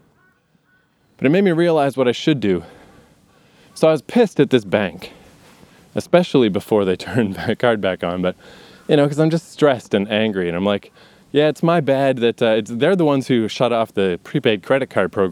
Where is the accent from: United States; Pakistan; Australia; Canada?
Canada; growing up in Canada